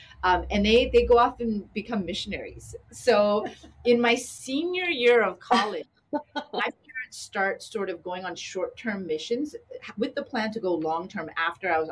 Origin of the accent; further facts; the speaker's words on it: Canada; also born or lived in Long Beach; now in Sacramento, United States; as a young Asian girl growing up in Canada